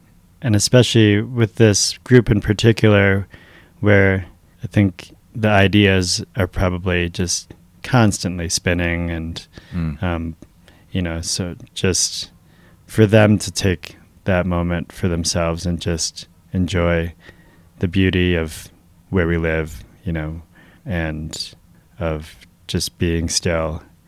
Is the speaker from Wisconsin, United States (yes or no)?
yes; Milwaukee, Wisconsin, United States; So I'm the youngest of three, first generation U.S. born Filipino. Both my parents are from the Philippines. They actually met in Wisconsin.